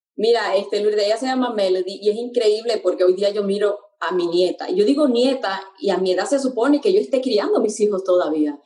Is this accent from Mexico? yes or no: no; Puerto Rico; moved away; mi niñez fue en Puerto Rico este, la mayor parte de mi niñez